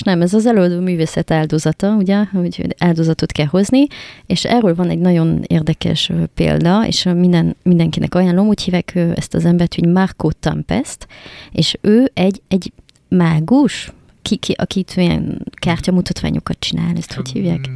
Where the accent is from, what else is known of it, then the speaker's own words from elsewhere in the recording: France; Hungarian is a second language; now in Hungary; francia vagyok